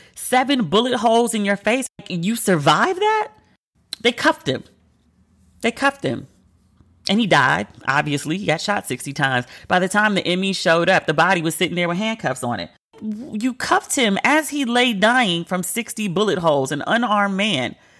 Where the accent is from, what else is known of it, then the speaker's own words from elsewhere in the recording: United States; I'm American